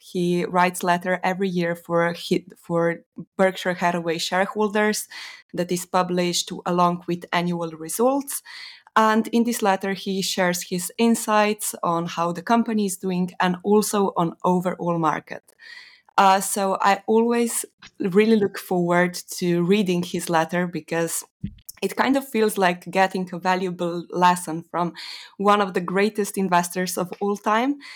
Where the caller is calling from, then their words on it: Slovenia; Uh, Slovenia